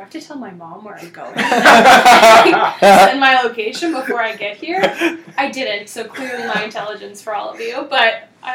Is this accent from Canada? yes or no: yes; Oakbank, Manitoba, Canada; now in Winnipeg, Canada; I grew up in Oakbank, which is a very, like, country white community